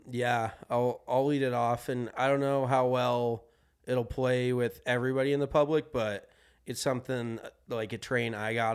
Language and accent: English; Colorado, United States; no, like that's growing up in Colorado.